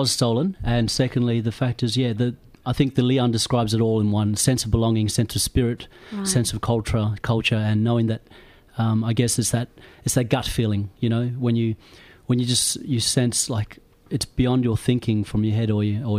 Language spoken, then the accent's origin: English; Port Hedland, Western Australia, Australia; moved away as an adult; also born or lived in Perth / Sydney / Brisbane / Broome; now in Melbourne, Australia; I grew up in Port Hedland